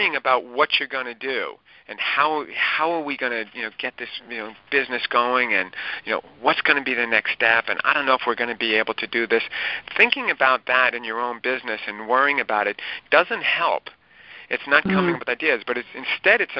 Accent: Lynbrook, New York, United States; I grew up in Lynbrook, and now I'm back in Lynbrook

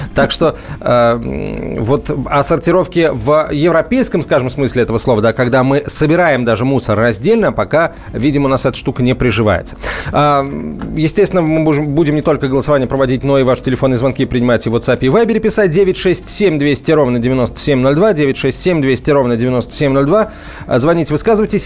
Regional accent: Saratov Oblast, Russia; now in Moscow, Russia; Я из Саратовской области

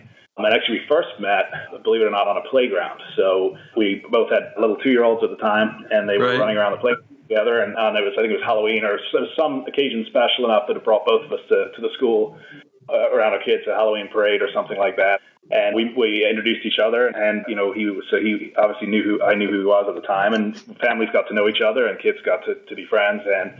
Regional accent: United Kingdom; moved away as an adult; now in Baltimore, United States; I'm actually a Brit by birth and raising, and I came to the U.S. for college back in 1996, and I've been here since, been in Baltimore since 2002.

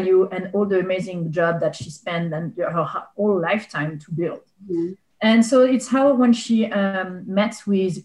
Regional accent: Bordeaux, Nouvelle-Aquitaine, France; English is a second language; moved away as an adult; also born or lived in Médoc; now in Penngrove, United States; I grew up in Bordeaux, and actually a little bit in Médoc, actually, which is a wine region in France

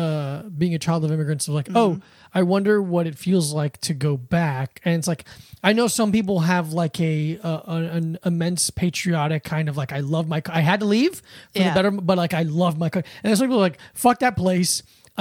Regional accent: South Florida, United States; Because I grew up in South Florida

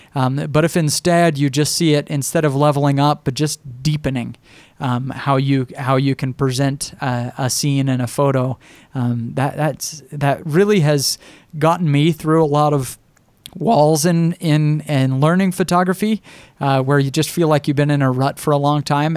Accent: Idaho, United States; I'm a kid from Idaho with this little blog

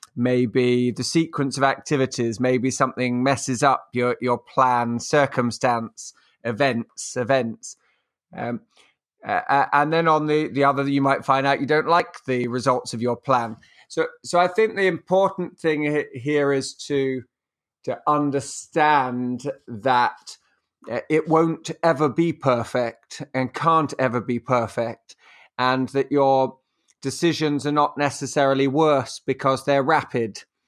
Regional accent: England, United Kingdom; also born or lived in France; I'm English. I live in England

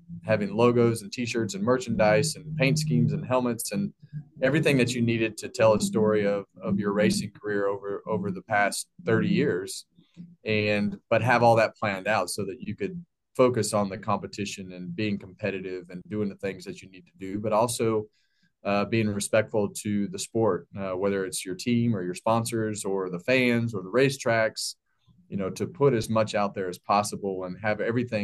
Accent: Bakersfield, California, United States; when I was a kid, I grew up in Bakersfield, California

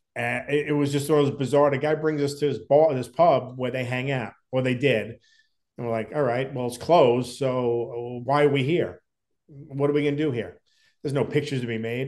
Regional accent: Long Island, New York, United States; We grew up together on Long Island

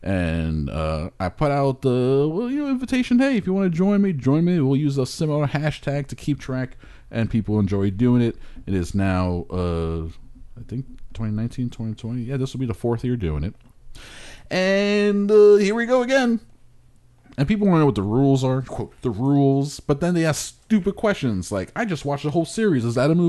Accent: Hialeah, Florida, United States; I grew up in Hialeah.

